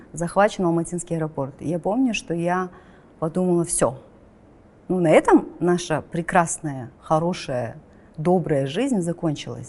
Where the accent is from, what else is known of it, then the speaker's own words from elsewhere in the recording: Kazakhstan; also born or lived in Astana; мы, казахи